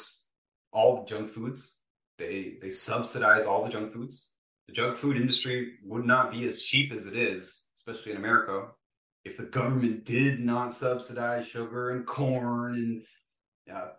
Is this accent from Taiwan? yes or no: no; Ontario, Canada; I'm from Ontario, Canada